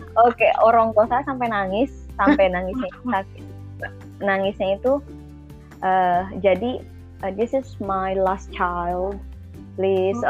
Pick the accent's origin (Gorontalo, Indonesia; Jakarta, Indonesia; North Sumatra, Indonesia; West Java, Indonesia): West Java, Indonesia; Tasikmalaya; saya orang Tasik